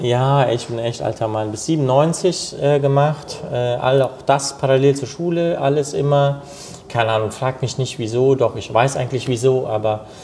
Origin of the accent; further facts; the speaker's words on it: Cologne, North Rhine-Westphalia, Germany; Ich bin hier in Köln geboren und äh, groß geworden, aufgewachsen